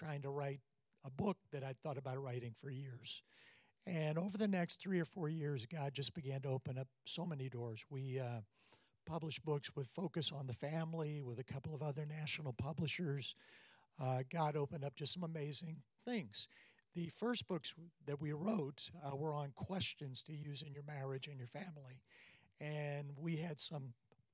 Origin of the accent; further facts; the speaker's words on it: South Carolina, United States; I'm from South Carolina